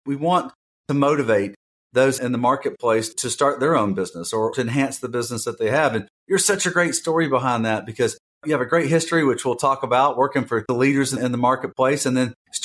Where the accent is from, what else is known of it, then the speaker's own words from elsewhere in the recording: Alabama, United States; also born or lived in Atlanta, Georgia; sort of accent in your voice to mine being from Alabama